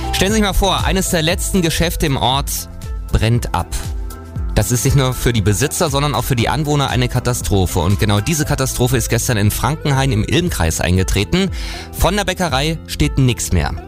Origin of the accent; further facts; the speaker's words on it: Unterschönau, Thuringia, Germany; aus meinem Heimatort Unterschönau